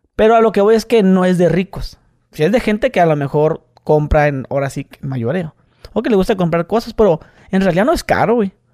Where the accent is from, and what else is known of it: Mexicali, Baja California, Mexico